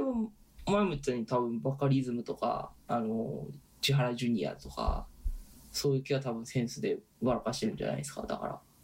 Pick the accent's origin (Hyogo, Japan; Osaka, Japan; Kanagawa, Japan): Osaka, Japan; moved away; 特に僕らがいたのは大阪じゃないですか